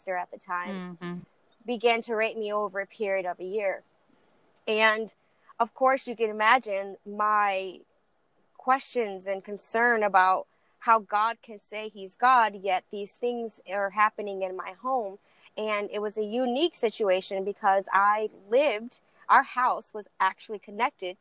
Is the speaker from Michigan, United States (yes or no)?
yes; Lansing, Michigan, United States; also born or lived in Texas; I was born in Texas, raised in Lansing, Michigan